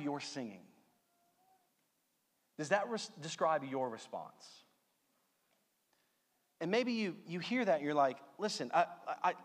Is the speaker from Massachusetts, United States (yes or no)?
no; Louisiana, United States; I'm from Louisiana